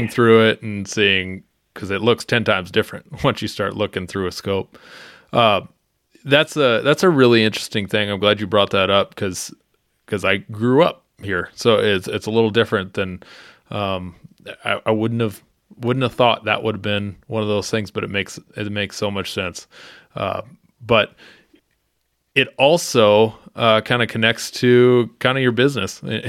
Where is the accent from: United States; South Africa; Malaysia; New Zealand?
United States; South Dakota; When I first started in Colorado, I almost was getting jobs just because I was from South Dakota.